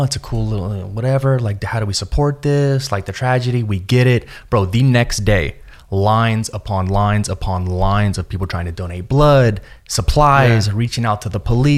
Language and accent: English; Las Vegas, Nevada, United States; growing up in Vegas, I always wanted to maybe move outside of Vegas